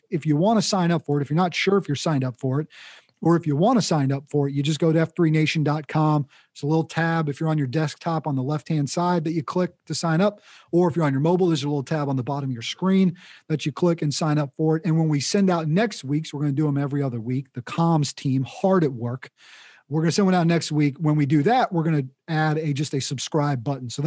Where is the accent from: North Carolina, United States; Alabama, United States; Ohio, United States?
North Carolina, United States; now in Tucson, United States; I'm originally from Cape Fear, F3 Cape Fear, but I've moved to Tucson